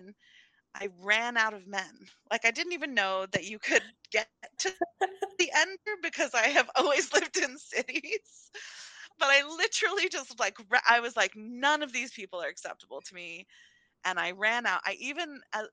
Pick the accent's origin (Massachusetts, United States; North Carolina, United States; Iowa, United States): Massachusetts, United States; Amherst; also born or lived in Brooklyn, New York; when I was 5, we moved to Massachusetts